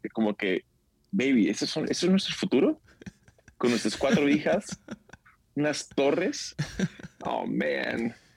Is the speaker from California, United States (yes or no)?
yes; San Diego, California, United States; nos juntamos toda la familia en San Diego, de donde soy